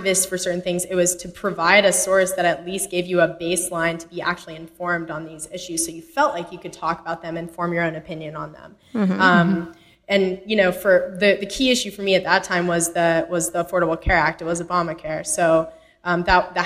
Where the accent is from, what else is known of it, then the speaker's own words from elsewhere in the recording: Texas, United States; moved away as an adult; also born or lived in Connecticut; I actually grew up in Texas